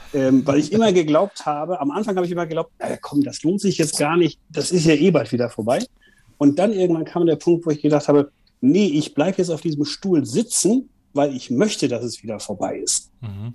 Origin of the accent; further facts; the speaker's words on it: Germany; also born or lived in United States; wir als Deutsche